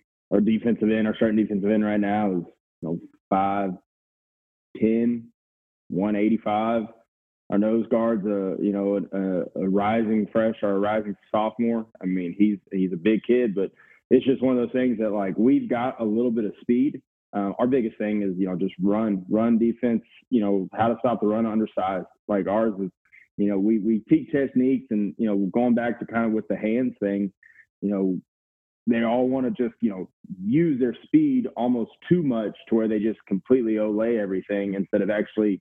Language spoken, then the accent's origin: English; Fredericksburg, Texas, United States; I grew up in Fredericksburg.